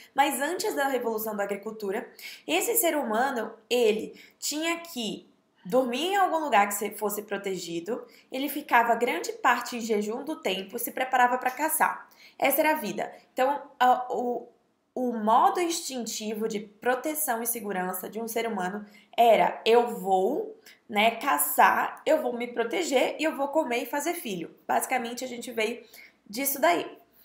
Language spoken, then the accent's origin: Portuguese; Bahia, Brazil; moved away; eu sou nordestina, mas a minha família não é do Nordeste. Então, basicamente, eu vivi a minha vida, né, de, é, dezessete, dezessete anos eu fiquei lá na Bahia e eu fui educada lá